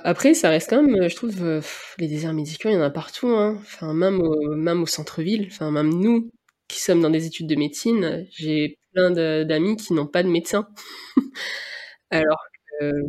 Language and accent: French; Réunion; moved away as an adult; also born or lived in Nantes, France / Rennes, France; now in France; je suis née, j'ai grandi à La Réunion